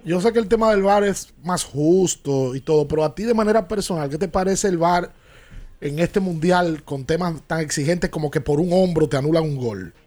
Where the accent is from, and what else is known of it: Dominican Republic